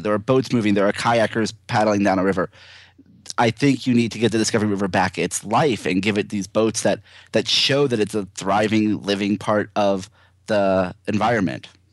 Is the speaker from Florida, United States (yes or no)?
yes; Brandon, Florida, United States; moved away; my hometown is, you know, right down the street in, in, uh, Brandon, Florida.